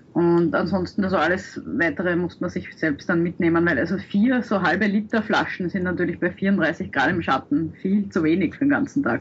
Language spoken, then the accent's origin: German; Austria; als Österreicher